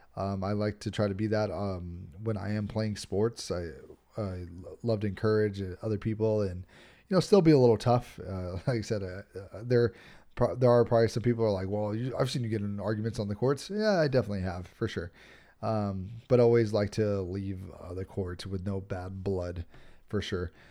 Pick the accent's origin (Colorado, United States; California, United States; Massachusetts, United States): California, United States; Los Angeles; I live here in Los Angeles.